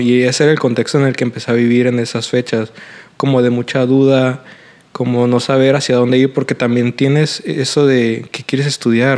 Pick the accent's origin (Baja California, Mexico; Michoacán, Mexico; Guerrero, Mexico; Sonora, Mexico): Baja California, Mexico; Mexicali; nací aquí en Mexicali, Baja California